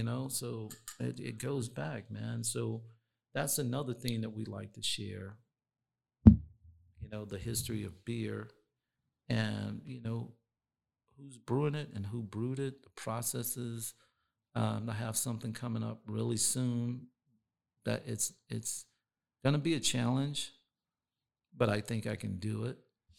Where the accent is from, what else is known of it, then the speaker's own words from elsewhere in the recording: East Coast, United States; like, I'm from the East Coast, So I had to learn a different style of hip hop.